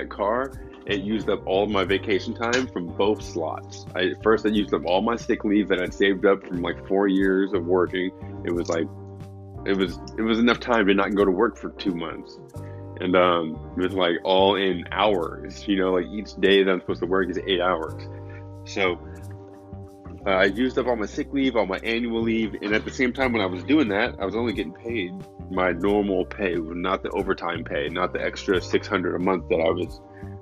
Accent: San Luis Obispo, California, United States; now in Los Angeles, United States; my hometown, San Luis Obispo

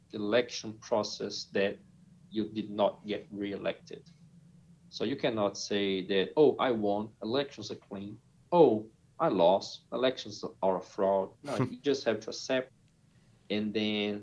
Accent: Brazil; English is a second language; moved away as an adult; also born or lived in United States; I'm from Brazil. I lived in the U.S. for almost 7 years.

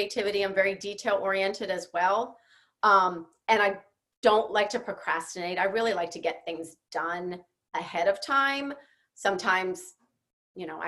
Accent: Philadelphia, Pennsylvania, United States; moved away; I'm from Philly originally

